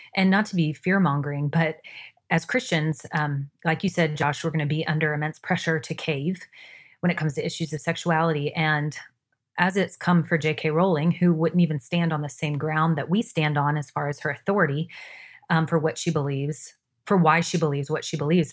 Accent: Jacksonville, Florida, United States; now in Washington, D.C., United States; my hometown of Jacksonville, Florida

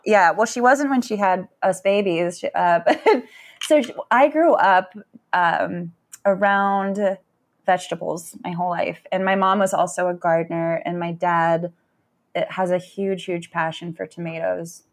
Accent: San Francisco, California, United States; moved away as an adult; now in Ann Arbor, United States; I grew up in Northern California

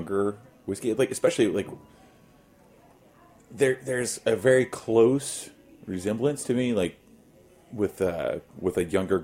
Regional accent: Oklahoma, United States; moved away; I grew up in Oklahoma, so, like, I literally grew up in the middle of a wheat field

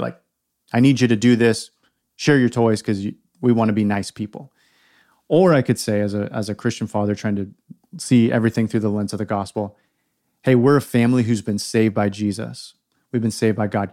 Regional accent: California, United States; also born or lived in Oregon / Portland; now in South Carolina, United States; I was born and raised in California.

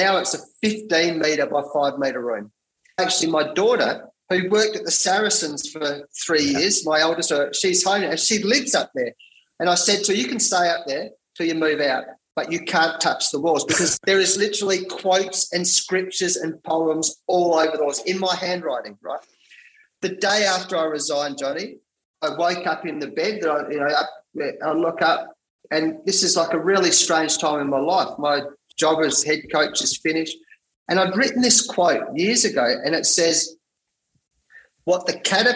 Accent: Perth, Western Australia, Australia; I had to come back to Perth, where I live, my hometown in WA here

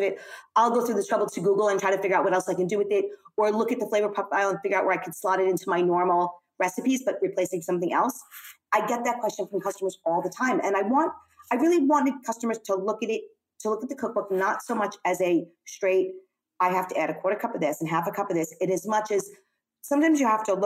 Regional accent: New York City, New York, United States; I'm clearly an American. I was born and raised in Brooklyn

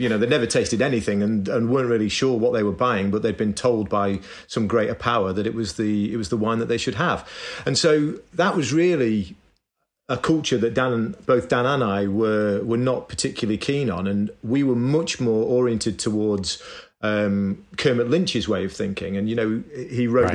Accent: Manchester, North West England, United Kingdom; I grew up in Manchester in, in northern England

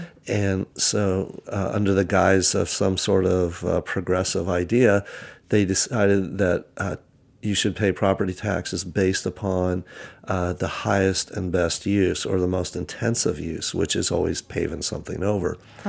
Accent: Napa Valley, California, United States; Yes, I was born and raised in Napa Valley, and I'm a third generation Napa Valley kid.

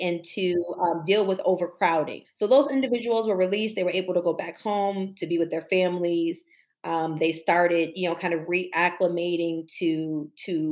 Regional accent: Buffalo, New York, United States; I'm from Buffalo, New York, from Cold Spring, from the East Side

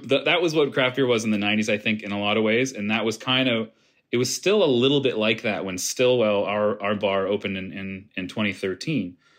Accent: Halifax, Nova Scotia, Canada; I'm a Halifax native

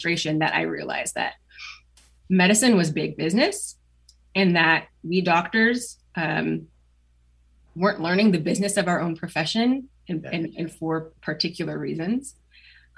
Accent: Portland, Oregon, United States; also born or lived in Beaverton, Oregon / West Linn, Oregon / Durham, North Carolina; I grew up in Oregon. See, I was born in Portland

